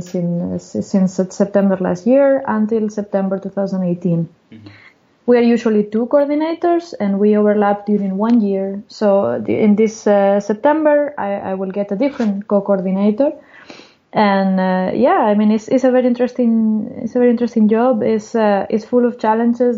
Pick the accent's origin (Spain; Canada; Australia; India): Spain; Gijón, Asturias; moved away; also born or lived in Oviedo / Santander; I was born in Gijón, that is one town in the Atlantic coast in the north. Mm-hmm. And I went to the university in Oviedo, that is very close